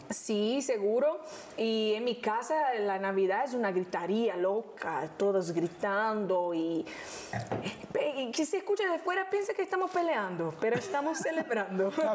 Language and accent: Spanish; Rio de Janeiro, Brazil; Spanish is a second language; vivíamos en una casita en Honorio, Gugel, que toma el nombre de la serie, que es el lugar donde yo nací